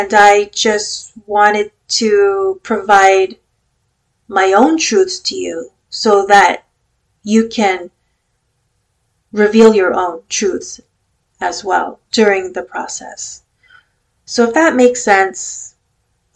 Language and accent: English; California, United States; I am Filipino-American, born and raised in California